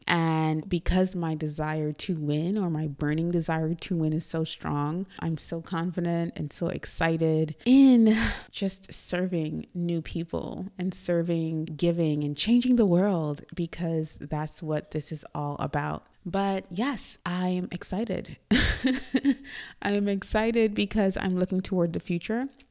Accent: Trinidad & Tobago; moved away as an adult; also born or lived in New York, United States; now in Dallas, United States; I was born in Trinidad and Tobago. I am from Trinidad, which is a tiny island in the Caribbean, if you don't know. And I came to the U S

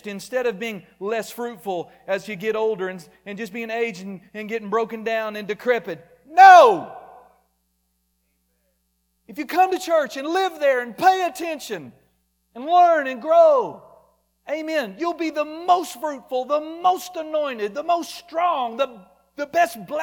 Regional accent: Muskogee, Oklahoma, United States

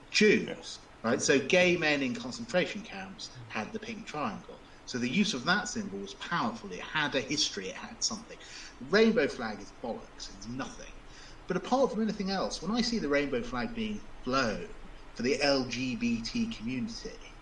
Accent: United Kingdom; as a British person, as a lawyer, as a Brexiteer

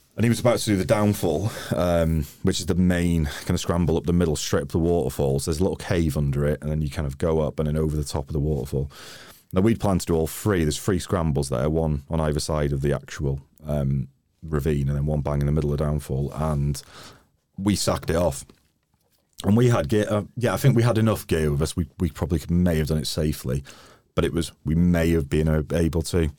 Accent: Wrexham, Wales, United Kingdom; moved away; also born or lived in London; I'm Welsh

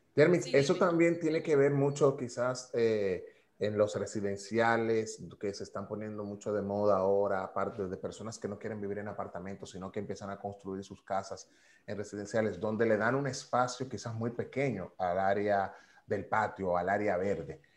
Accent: Dominican Republic; also born or lived in New York, United States

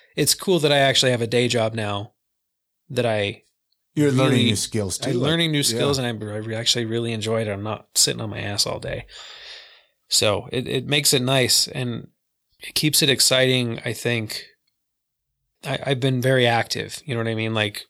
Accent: Vernal, Utah, United States; In Salt Lake, but I grew up in Vernal.

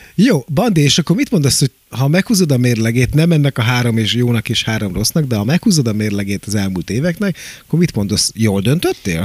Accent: Pécs, Baranya, Hungary; now in Budapest, Hungary; én Pécsi vagyok

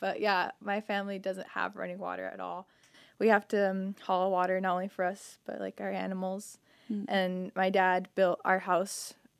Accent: Flagstaff, Arizona, United States; moved away as an adult; also born or lived in Green Mountain, Arizona; now in Hawaii, United States; I grew up in Flagstaff, Arizona, too, but I am from a little town called Green Mountain, Arizona.

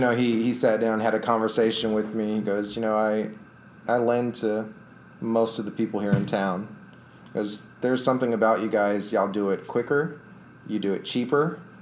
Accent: Austin, Texas, United States; I'm from Austin. I love Austin.

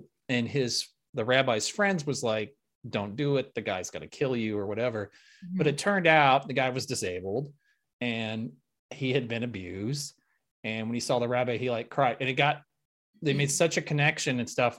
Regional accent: Lincoln, Nebraska, United States; moved away; I grew up in Lincoln, Nebraska.

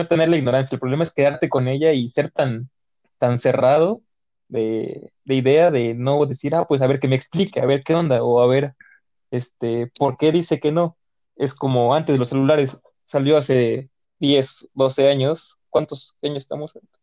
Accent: Mexico; yo como buen mexicano

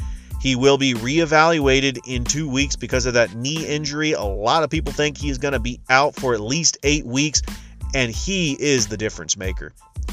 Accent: California, United States; I grew up in California.

